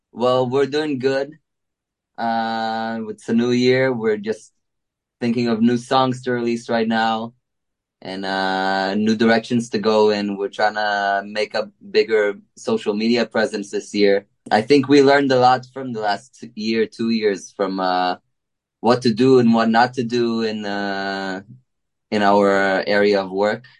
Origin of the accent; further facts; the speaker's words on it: Israel; we're from Israel